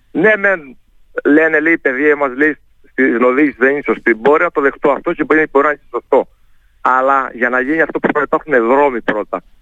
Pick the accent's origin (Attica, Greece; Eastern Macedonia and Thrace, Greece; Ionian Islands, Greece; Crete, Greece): Crete, Greece; Heraklion; πάντα είναι ο τόπο μου. Το Ηράκλειο και η Κρήτη